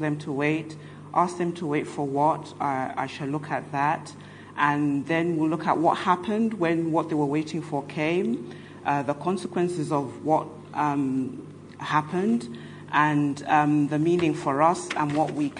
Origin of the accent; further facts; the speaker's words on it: London, United Kingdom; I'm from London